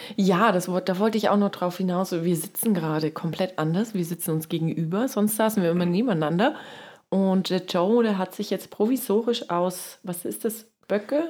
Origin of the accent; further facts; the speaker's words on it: East Germany, Germany; ich komme ja aus dem Osten